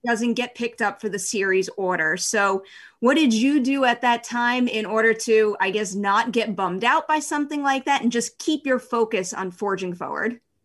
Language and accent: English; New York, United States; I'm a New Yorker